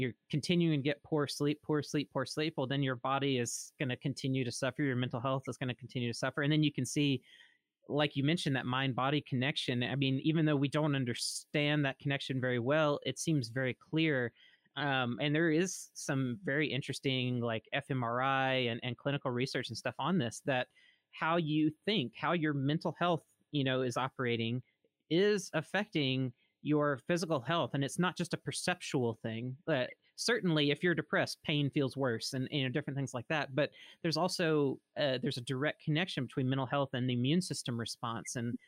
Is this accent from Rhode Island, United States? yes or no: no; Mississippi, United States; moved away; I'm originally from Mississippi. So to see my home state